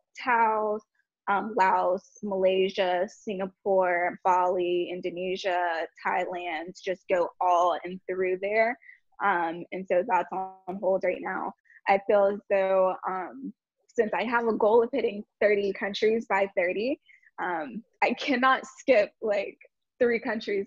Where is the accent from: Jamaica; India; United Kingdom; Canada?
Jamaica; being Jamaican